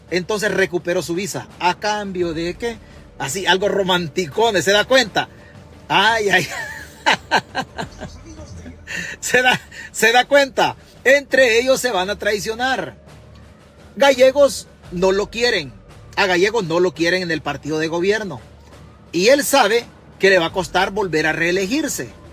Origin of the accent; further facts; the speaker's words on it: Chalatenango, El Salvador; now in New York, United States; Yo soy de Chalatenango